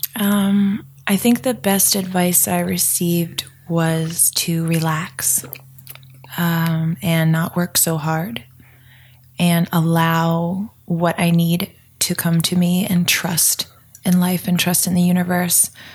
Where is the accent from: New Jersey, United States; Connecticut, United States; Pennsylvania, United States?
Pennsylvania, United States; Denver; I grew up in rural Pennsylvania hey! in a one traffic light town called Denver, PA